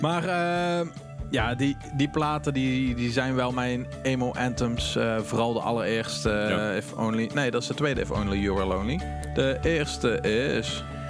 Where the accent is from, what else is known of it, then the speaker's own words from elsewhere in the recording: Horst, Limburg, Netherlands; moved away; ik kom uit Horst en ik woonde om de hoek bij de manager van de …